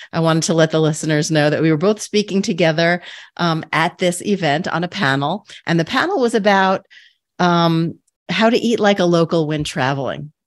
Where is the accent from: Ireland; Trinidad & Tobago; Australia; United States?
United States; New York City, New York; I grew up in Queens